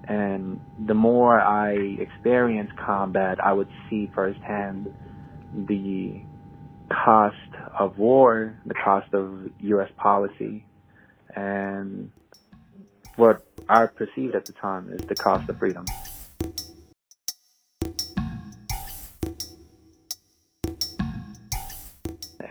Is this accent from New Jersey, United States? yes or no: no; New Mexico, United States; moved away as an adult; Growing up in New Mexico, you're around predominantly Hispanic people